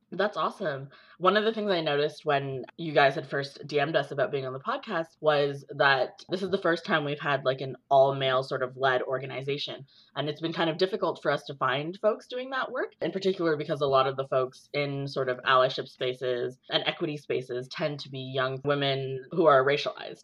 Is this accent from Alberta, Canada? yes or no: no; Brampton, Ontario, Canada; I spent a little bit of time growing up in Brampton